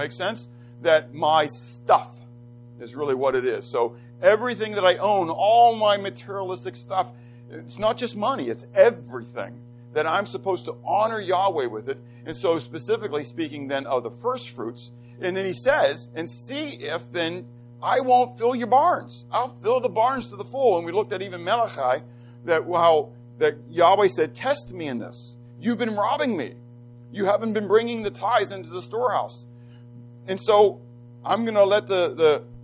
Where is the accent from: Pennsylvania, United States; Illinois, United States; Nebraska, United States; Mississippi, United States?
Pennsylvania, United States; Pittsburgh; I grew up in Pittsburgh and we had a basement